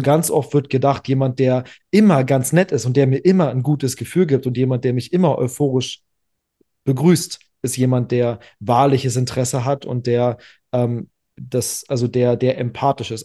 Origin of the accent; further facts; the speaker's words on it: Berlin, Germany; ich bin in ähm, in der Zeit aufgewachsen, im Berliner Leistungshandball